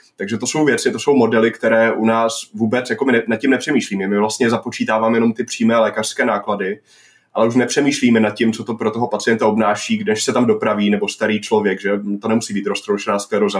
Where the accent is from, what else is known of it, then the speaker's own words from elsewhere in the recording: Northern Moravia, Czechia; já jsem ze Severní Moravy